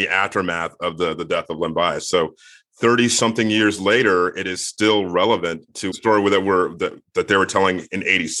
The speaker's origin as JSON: {"language": "English", "region": "Virginia", "country": "United States", "said": "I'm from near where Len Bias is from. He's from PG County. I'm from Virginia, from the other end of the state."}